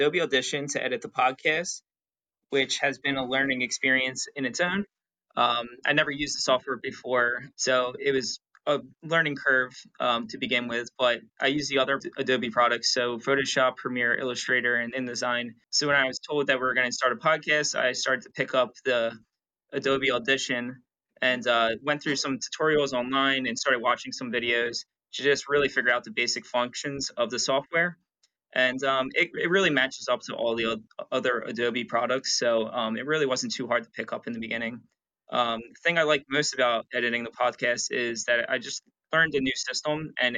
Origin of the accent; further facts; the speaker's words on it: Atlantic City, New Jersey, United States; also born or lived in Orlando, Florida; I was born and raised in Atlantic City